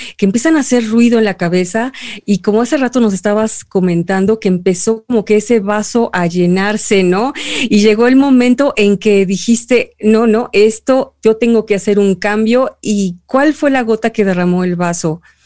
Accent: Mexico; en este momento somos tres mexicanos

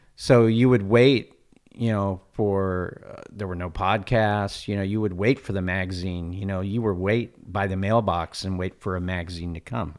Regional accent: Fallbrook, California, United States; also born or lived in Cardiff, California / Encinitas, California; I grew up in Fallbrook, and uh, I was born and raised in Fallbrook

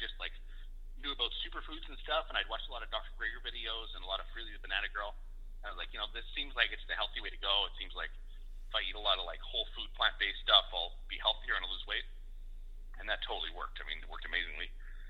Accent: Winnipeg, Manitoba, Canada; born there; also born or lived in Western Canada; now in Edmonton, Canada; Well, I was born in Winnipeg. I've lived all over Western Canada. I'm in Edmonton now.

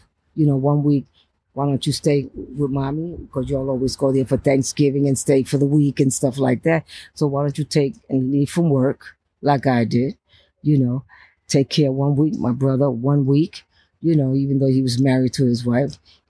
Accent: New York City, New York, United States; also born or lived in Bronx, New York / California; Right there in Brooklyn, Cambridge, and Fulton.

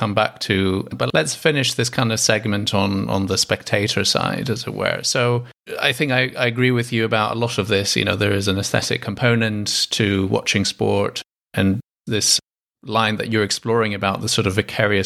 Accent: Greece; I'm Greek, and I grew up in Greece

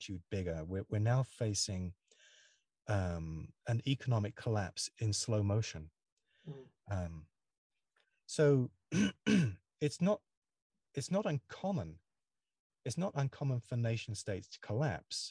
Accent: United Kingdom; now in United States; I live in the USA, even though I'm British

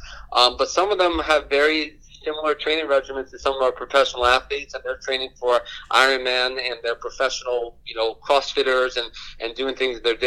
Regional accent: New Orleans, Louisiana, United States; now in Atlanta, United States; I grew up in New Orleans.

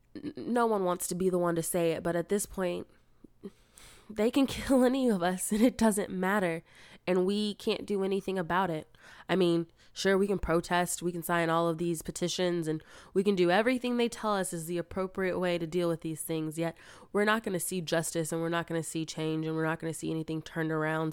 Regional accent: United States; being an American

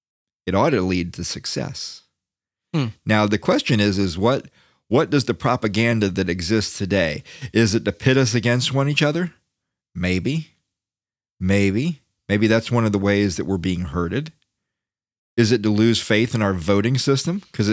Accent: Florida, United States; now in Washington, United States; I'm from Florida.

